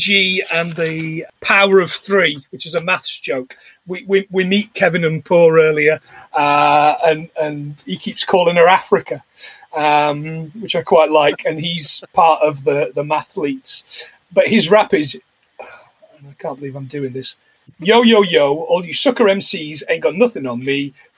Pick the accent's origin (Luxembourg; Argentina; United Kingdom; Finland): United Kingdom; England; also born or lived in Dunblane; as an Englishman